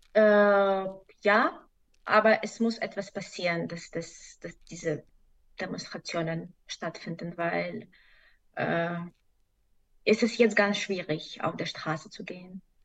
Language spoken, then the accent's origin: German; Belarus; German is a second language; now in Germany; ich komme aus Belarus